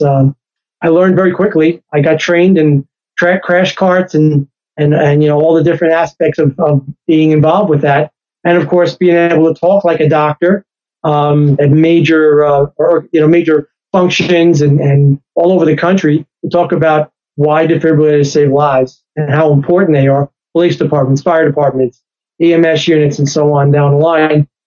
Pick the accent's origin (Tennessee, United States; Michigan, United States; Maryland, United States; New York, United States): New York, United States; I'm a New Yorker